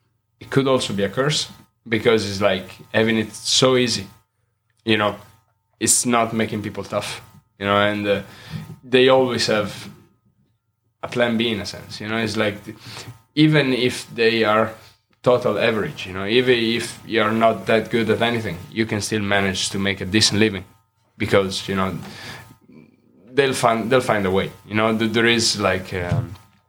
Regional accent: Italy; also born or lived in United States / Denmark; now in Odense, Denmark; growing up in Italy

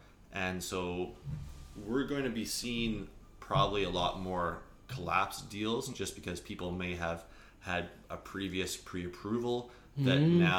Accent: Alberta, Canada; now in Kelowna, Canada; like I came from Alberta. I came here, I wanted to buy a house in the hills with a lake view.

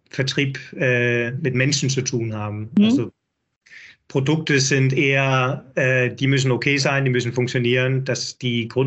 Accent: Denmark; German is a second language; now in Hamburg, Germany; bin Däne, hört man sicherlich. Einige Wörter

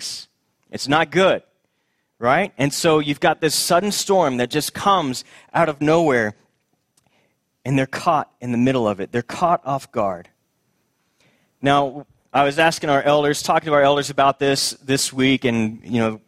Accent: Houston, Texas, United States; my childhood, growing up in Houston, Texas

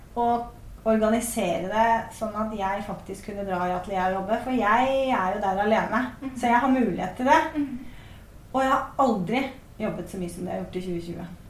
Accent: Bærum, Akershus, Norway; jeg er jo født og oppvokst i Bærum og gikk på Bærum musikkskole

